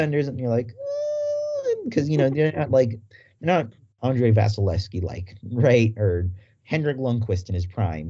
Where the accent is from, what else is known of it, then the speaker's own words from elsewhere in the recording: California, United States; as someone who was born and raised in California like myself